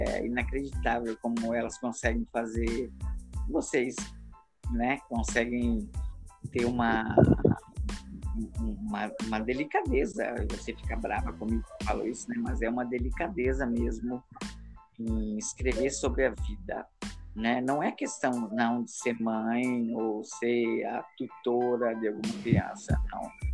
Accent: Paraná, Brazil; also born or lived in Europe / Rio Grande do Norte; now in Natal, Brazil; Eu nasci no Paraná, também moro no Rio Grande do Norte agora. Morei na Europa 10 anos.

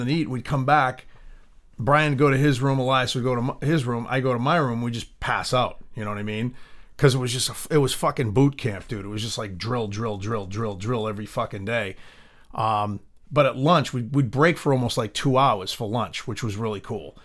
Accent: Boston, Massachusetts, United States; Both of us are from the Boston area.

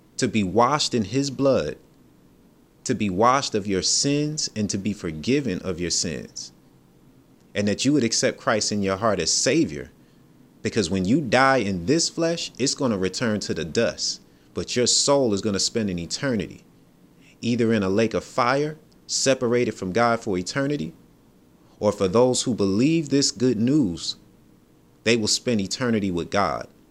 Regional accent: New York, United States; I'm from New York.

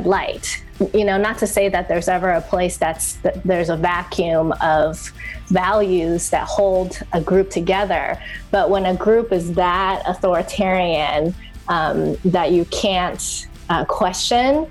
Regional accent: Taiwan; English is a second language; I grew up in Taiwan and I didn't actually learn English until I was 10 years old.

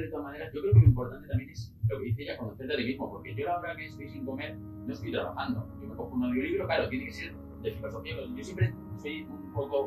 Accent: Spain; moved away as an adult; al final ya me fui de España la primera vez

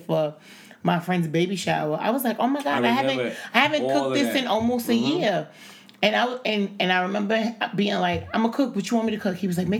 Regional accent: New York City, New York, United States; I'm from the Bronx

